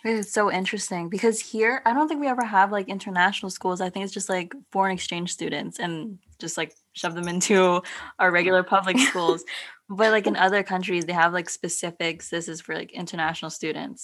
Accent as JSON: {"language": "English", "town": "San Diego", "region": "California", "country": "United States", "tie": "born or raised there", "also_born_or_lived": "Philippines / San Francisco"}